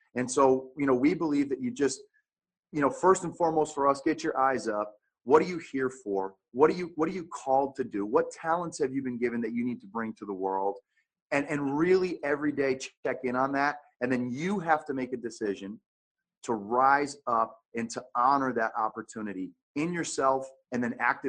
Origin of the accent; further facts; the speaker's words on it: Connecticut, United States; moved away as an adult; now in Phoenix, United States; I grew up in Connecticut